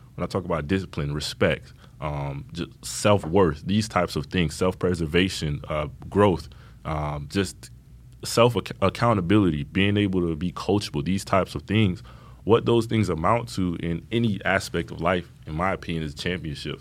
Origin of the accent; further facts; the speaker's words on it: Miami, Florida, United States; growing up in Miami, I lived in the Opelika Liberty City, Miami Gardens